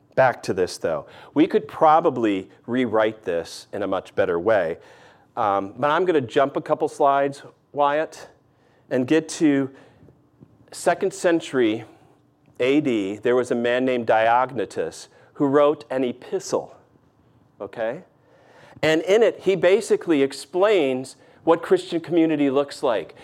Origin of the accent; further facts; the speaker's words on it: the North, United States; moved away; also born or lived in the South (US); I've lived in the South enough, even though I'm a Yankee from the North